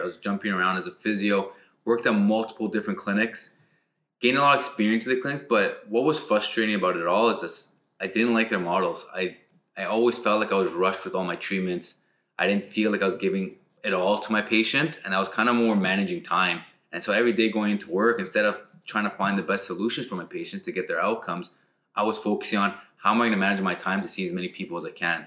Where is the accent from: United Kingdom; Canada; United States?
Canada; Ottawa, Ontario; also born or lived in Montreal; raised in Ottawa